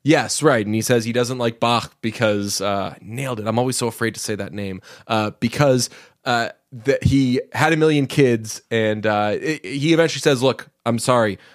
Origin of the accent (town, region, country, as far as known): Belmont, Massachusetts, United States; born or raised there